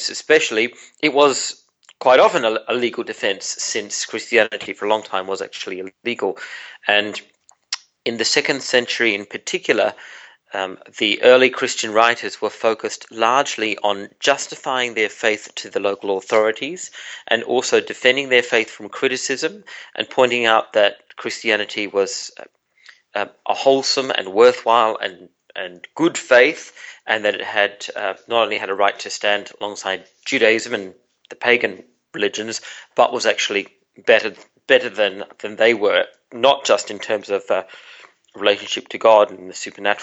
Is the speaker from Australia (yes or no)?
yes; Tasmania, Australia; I was growing up in Tasmania, in part of Australia